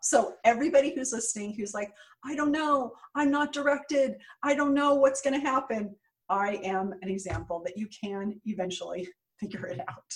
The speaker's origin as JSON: {"language": "English", "town": "San Jose", "region": "California", "country": "United States", "tie": "born or raised there", "also_born_or_lived": "New York", "moved": "as an adult", "said": "I grew up in San Jose, California, what, what is now Silicon Valley"}